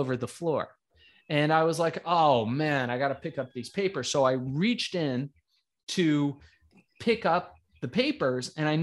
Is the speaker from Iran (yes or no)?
yes; Iran; born or raised there; now in United States